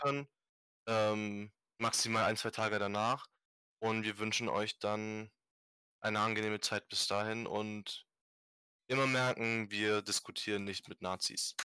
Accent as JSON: {"language": "German", "country": "Germany", "tie": "born or raised there", "said": "Ich bin hier geboren, ich bin hier aufgewachsen"}